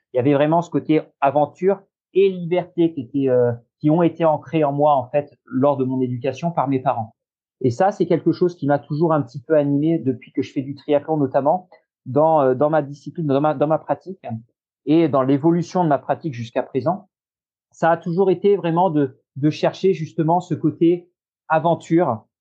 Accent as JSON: {"language": "French", "region": "Normandy", "country": "France", "tie": "born or raised there", "also_born_or_lived": "Royan, Charente-Maritime / Nantes vineyard area", "moved": "yes", "lives_now": "Nantes area, France", "said": "je suis né en Normandie. Euh, j'ai vécu aussi euh, longtemps. J'ai vécu une douzaine d'années"}